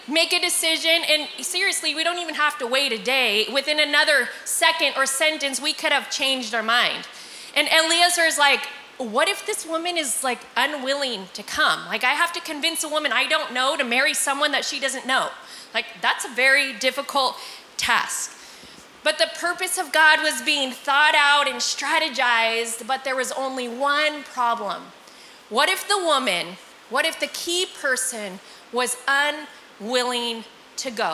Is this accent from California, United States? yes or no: yes; Visalia, California, United States; I'm from Visalia, Fresno, pretty close to here